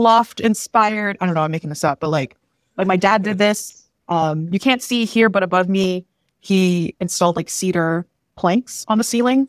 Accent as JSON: {"language": "English", "area": "near Toronto", "region": "Ontario", "country": "Canada", "tie": "born or raised there", "also_born_or_lived": "Manila, Philippines / Vancouver", "said": "my current home, which is near Toronto, and then just because this is where I grew up"}